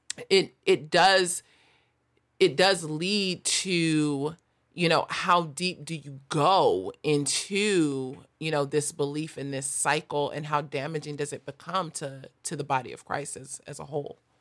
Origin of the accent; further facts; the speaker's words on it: Los Angeles, California, United States; I grew up in South